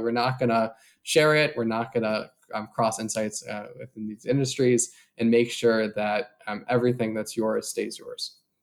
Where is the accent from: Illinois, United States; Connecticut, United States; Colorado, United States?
Illinois, United States; Chicago; moved away as an adult; now in San Francisco, United States; I grew up in the Chicago area